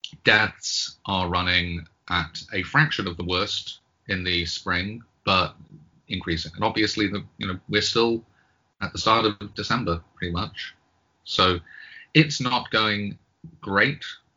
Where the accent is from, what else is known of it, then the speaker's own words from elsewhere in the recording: United Kingdom; now in United States; I am British, but the way that I had that weird D there rather than British indicates the 10 years that I've spent living in the United States.